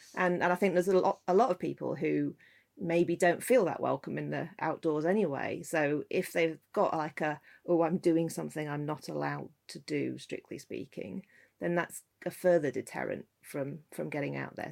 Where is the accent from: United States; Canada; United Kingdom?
United Kingdom; Scotland; I grew up in Scotland